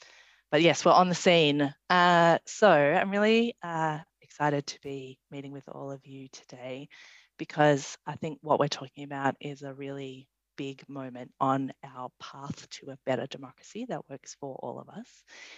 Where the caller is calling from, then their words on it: Canberra, Australian Capital Territory, Australia; I should just say I'm dialing in from Ngunnawal and Ngambri country here at Parliament House